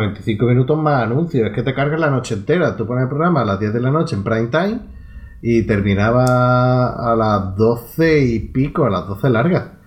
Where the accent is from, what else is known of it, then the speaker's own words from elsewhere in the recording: Andalusia, Spain; donde yo vivía en mi pueblo no se cogía Telecinco ni las cadenas privadas